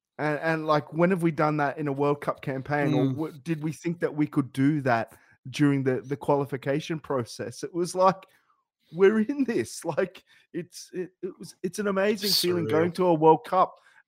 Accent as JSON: {"language": "English", "country": "Australia", "said": "We're true to who we are. As Australians, as Australian footballers"}